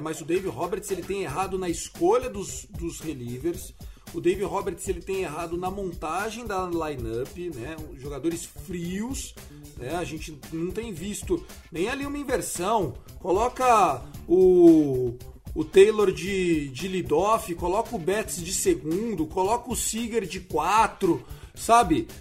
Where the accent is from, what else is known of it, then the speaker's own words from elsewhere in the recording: São Paulo, Brazil; eu como paulista